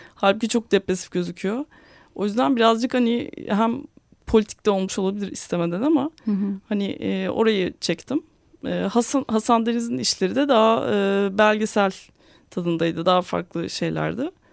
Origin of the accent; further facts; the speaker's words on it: Istanbul, Turkey; ben 1985 doğumluyum. İstanbul'da doğdum. Burada yaşıyorum hala.